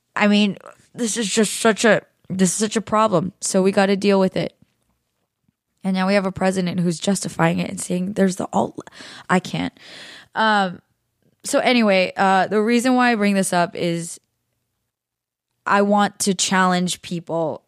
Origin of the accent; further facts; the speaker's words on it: California, United States; I've spent my 3 plus decades here in the United States growing up in California